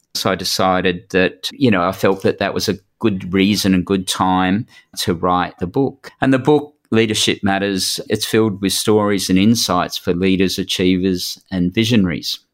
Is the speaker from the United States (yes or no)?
no; New South Wales, Australia; I'm from New South Wales